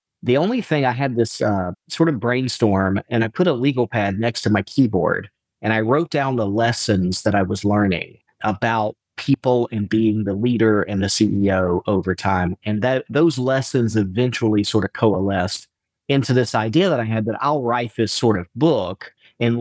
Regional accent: Atlanta, Georgia, United States; also born or lived in Pasadena / New Orleans / Oxford; now in Valdosta, United States; We grew up in Atlanta

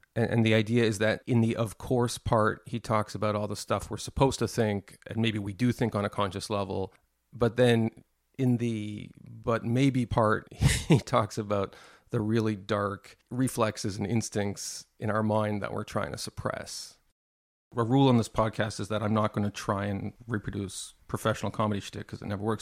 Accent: Montreal, Quebec, Canada; I grew up in Montreal

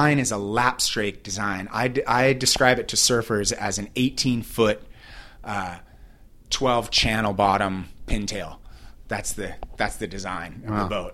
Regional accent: Newport Beach, California, United States; Growing up in Newport Beach

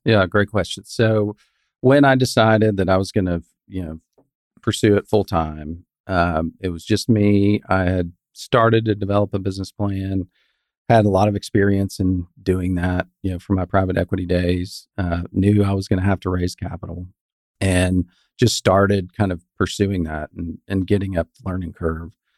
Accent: West Texas, United States; moved away as an adult; also born or lived in Houston / Fort Worth; I grew up in West Texas

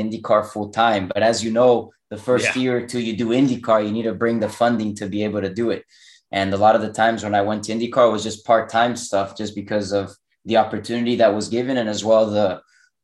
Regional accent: Miami, Florida, United States; also born or lived in Europe; now in North Carolina, United States; I was born in Miami. I've lived here. Yeah, basically my whole life.

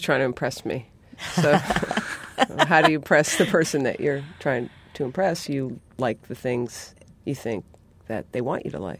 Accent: New England, United States; I'm from New England

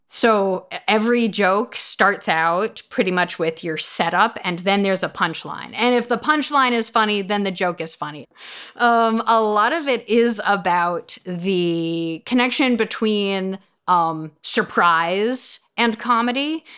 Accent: New York, United States; I'm a woman raised Jewish in New York.

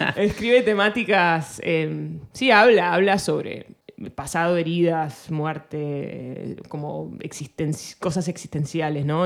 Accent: Argentina; first language Spanish; moved away; also born or lived in United States; yo soy argentina, orgullosamente argentina

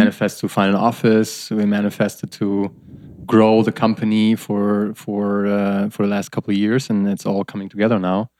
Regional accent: Germany; I'm from Germany

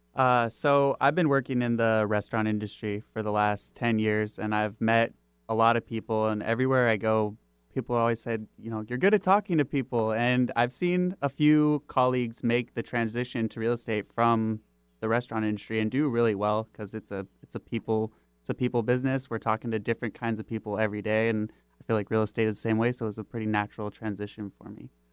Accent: Kirkland, Washington, United States; also born or lived in Bothell; I actually, uh, grew up on the East Side. I was born in Bothell. We moved to Kirkland, North Rosehill area

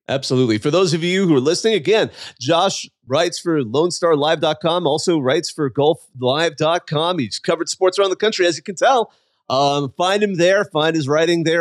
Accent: California, United States; I grew up in California

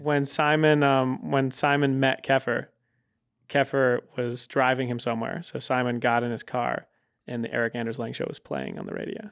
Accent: Connecticut, United States; moved away; I'm from Connecticut

